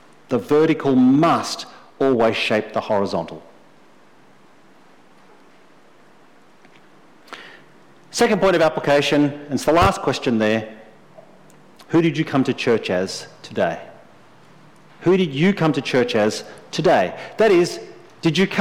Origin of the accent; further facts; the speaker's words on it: Australia; I'm an Australian male.